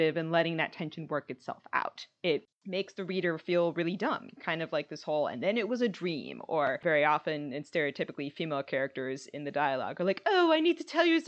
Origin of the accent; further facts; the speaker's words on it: United States; as an American